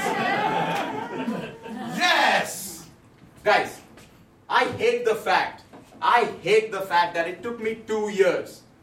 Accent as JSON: {"language": "English", "country": "India", "moved": "as an adult", "lives_now": "Toronto, Canada", "said": "I'm originally from India. I moved to Toronto in 2015"}